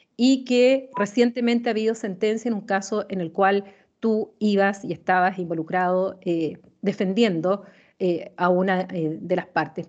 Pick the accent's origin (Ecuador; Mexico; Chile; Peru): Chile; como chilena